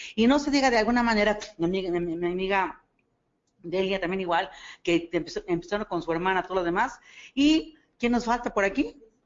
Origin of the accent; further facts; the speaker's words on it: State of Mexico, Mexico; yo no soy de aquí, yo vengo del Estado de México